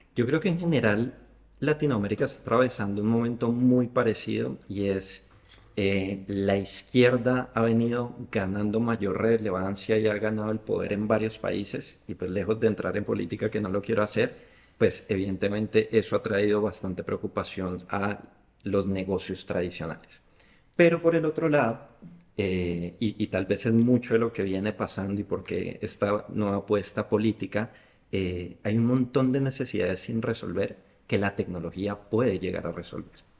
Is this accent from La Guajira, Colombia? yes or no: no; Bogotá, Colombia; yo soy de Bogotá, que es una ciudad fría todo el año.